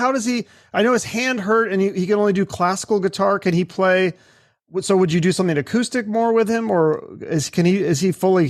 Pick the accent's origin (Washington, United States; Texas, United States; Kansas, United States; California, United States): Washington, United States; Seattle; I'm actually from Seattle and I grew up in the 90s